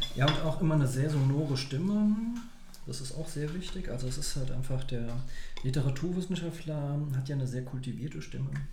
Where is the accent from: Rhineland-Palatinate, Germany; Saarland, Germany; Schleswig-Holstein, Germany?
Saarland, Germany; Saarbrücken; moved away as an adult; now in Berlin, Germany; in Saarbrücken, wo ich herkomme